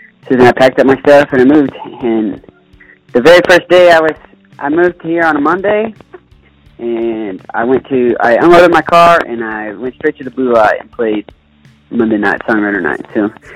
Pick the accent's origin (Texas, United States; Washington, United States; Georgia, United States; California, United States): Texas, United States; Wylie; moved away as an adult; also born or lived in Manhattan, New York; now in West Texas, United States; I grew up in a little town called Wiley, Texas, just north of Dallas